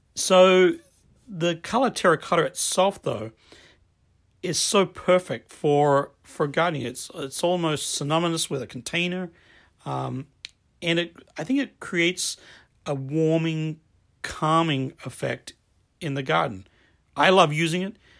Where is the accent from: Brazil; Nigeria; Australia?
Australia; Adelaide, South Australia; I grew up in Australia